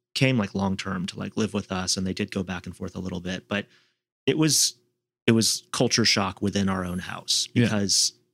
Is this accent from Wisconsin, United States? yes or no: no; Seattle, Washington, United States; now in Washington, D.C., United States; in Seattle growing up